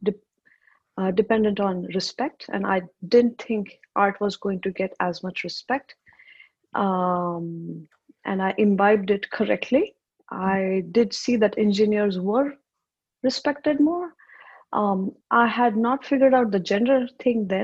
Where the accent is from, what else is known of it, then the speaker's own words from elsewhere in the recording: India; I grew up in India.